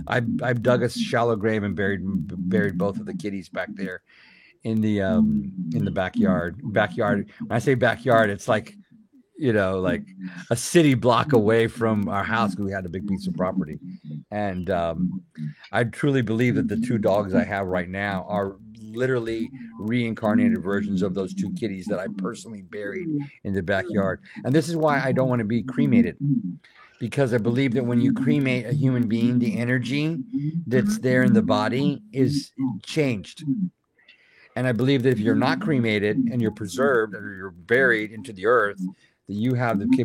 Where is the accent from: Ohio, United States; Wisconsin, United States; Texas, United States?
Texas, United States; South; a brother and a sister kitties that I had growing up in South Texas